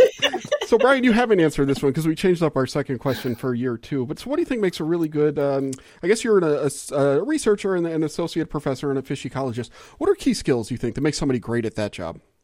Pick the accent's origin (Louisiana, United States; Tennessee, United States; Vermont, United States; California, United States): Louisiana, United States; moved away as an adult; I moved here from Louisiana, or that's where I was born and raised. You know, I spent the first uh, 22 years of my life or whatever in Louisiana